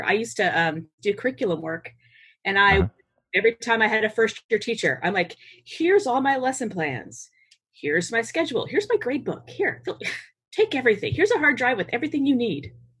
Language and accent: English; Massachusetts, United States; born there; I was born in Massachusetts. My mother and my father's family are both immigrant families.